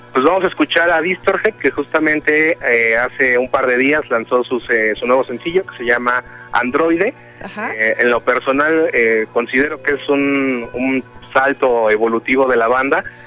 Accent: Coacalco, State of Mexico, Mexico; de acá, de, de, mi tierra, del Estado de México

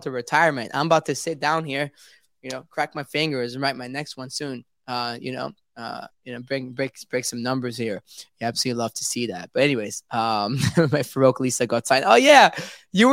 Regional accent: Paris, Île-de-France, France; now in London, United Kingdom; I was born and raised in Paris

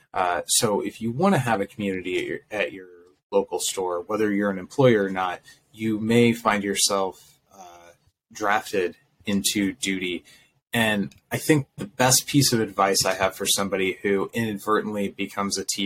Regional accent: Iowa, United States; I'm from Iowa

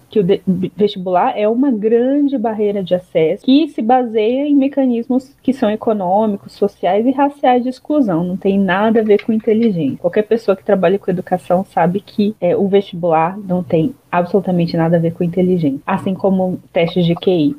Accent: Brasília, Federal District, Brazil; Eu mesmo cresci em Brasília

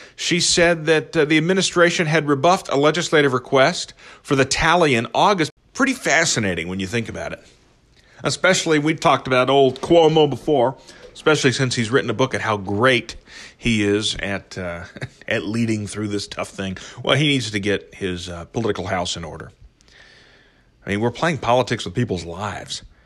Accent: Midwest, United States; the values that were espoused to me growing up in the Midwest

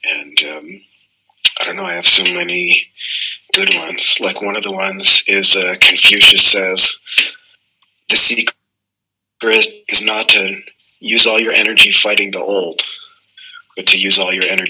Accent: Canada; Oh my God, we're having a Canadian fight. That's what we call this.

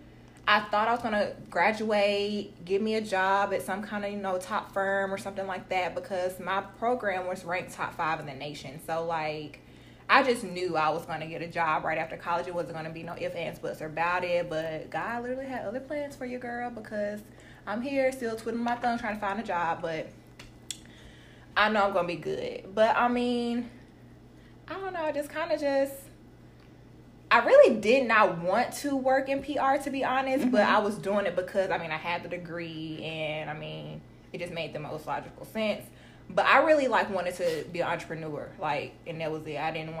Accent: Tuscaloosa, Alabama, United States; moved away as an adult; now in Atlanta, United States; I'm from Tuscaloosa, Alabama. Y'all don't know about T-Town. It's small

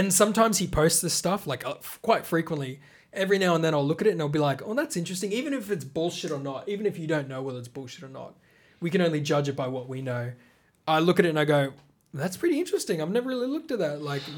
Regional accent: Australia

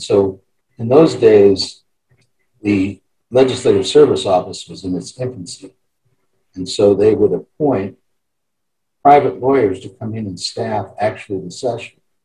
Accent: Cheyenne, Wyoming, United States; I born and raised in Cheyenne

